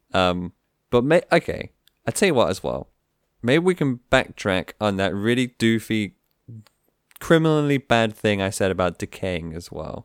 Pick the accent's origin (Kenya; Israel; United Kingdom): United Kingdom; being a Brit